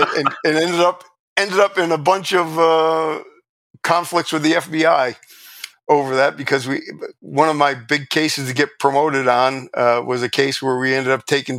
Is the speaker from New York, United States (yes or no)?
yes; New York, United States; and I'm volunteering from New York.